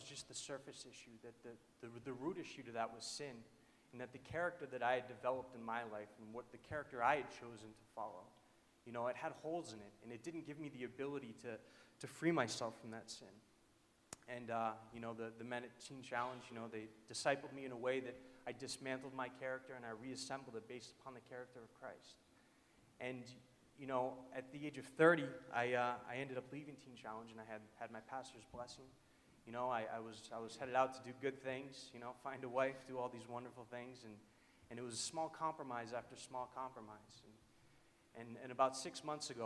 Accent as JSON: {"language": "English", "region": "New Hampshire", "country": "United States", "said": "I am from New Hampshire"}